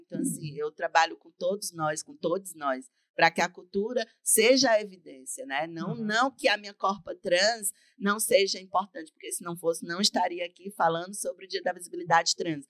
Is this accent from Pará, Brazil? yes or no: no; Camocim, Ceará, Brazil; o sistema público de saúde camusinense me dar esse suporte sem eu ter que precisar de sair da minha cidade natal